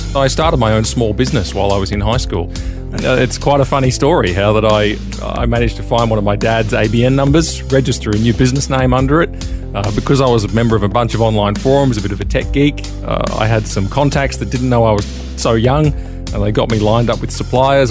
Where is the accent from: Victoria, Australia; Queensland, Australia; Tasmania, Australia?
Queensland, Australia; Brisbane; moved away as an adult; I grew up in Brisbane, Queensland, Australia.